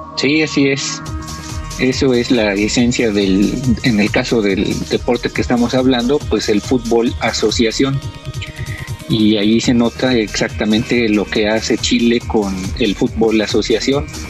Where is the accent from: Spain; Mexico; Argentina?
Mexico; seamos los mexicanos